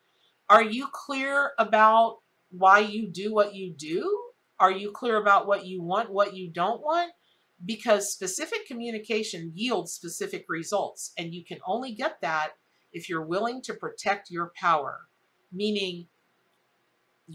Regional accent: the South, United States; I'm from the South

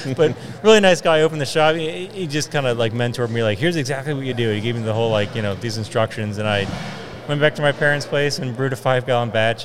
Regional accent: Berwyn, Pennsylvania, United States; I grew up in this general area too. I grew up in Berwyn

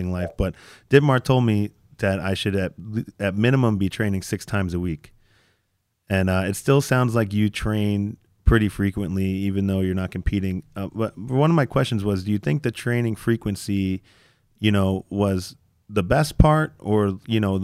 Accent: United States; as American lifters

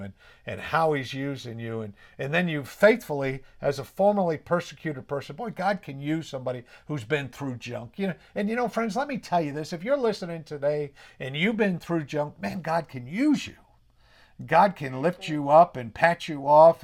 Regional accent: New England, United States; accent: New England

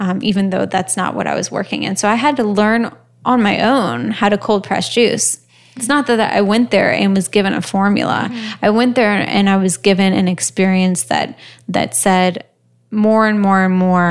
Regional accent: New Orleans, Louisiana, United States; moved away as an adult; also born or lived in New York; my hometown of New Orleans

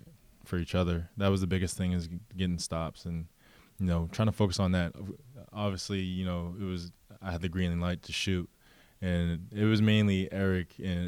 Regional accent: Franklin, Massachusetts, United States; Yeah, because I never really grew up in the Boston area too much. I bounced around a lot as a kid, so I would mainly just say I'm from Massachusetts.

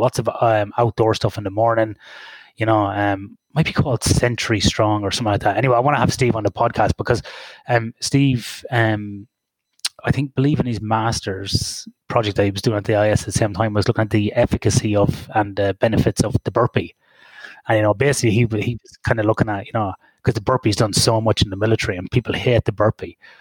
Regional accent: Ireland; in a recreational sports centre in Ireland, in my hometown.

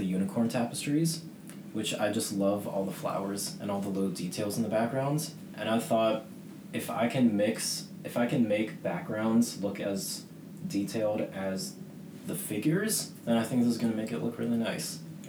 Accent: Boston, Massachusetts, United States; now in Savannah, United States; I'm from Boston.

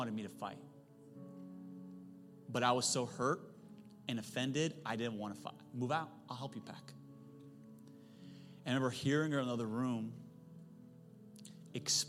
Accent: Silicon Valley, California, United States; I'm from Silicon Valley

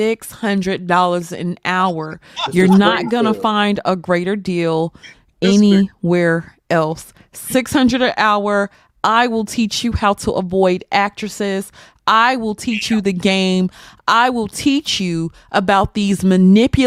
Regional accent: Mississippi, United States; I'm from Mississippi

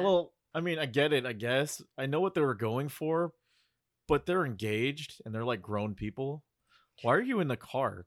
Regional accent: Bay Area, California, United States; I'm from the Bay Area

